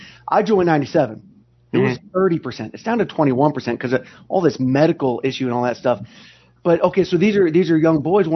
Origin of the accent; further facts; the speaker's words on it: Long Beach, California, United States; So I was born in Long Beach, California, and all 18 years growing up, living under that.